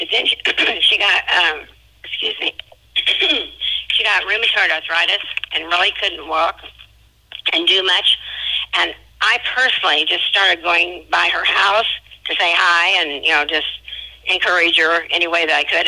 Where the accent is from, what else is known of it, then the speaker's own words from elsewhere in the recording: Williamsburg, Kansas, United States; moved away as an adult; now in Southern Illinois, United States; I'm from a little town called Williamsburg. I grew up in a little Methodist church.